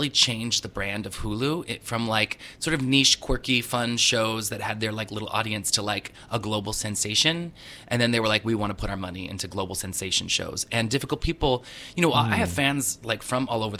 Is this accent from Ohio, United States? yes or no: no; Southern California, United States; I grew up in Southern California